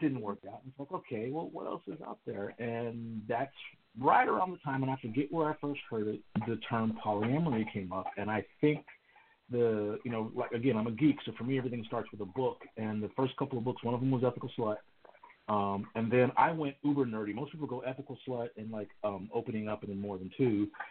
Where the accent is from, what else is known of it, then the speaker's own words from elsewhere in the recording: Houston, Texas, United States; I live here in, in the the city of Houston in the great state of Texas, which is um, for all practical purposes my hometown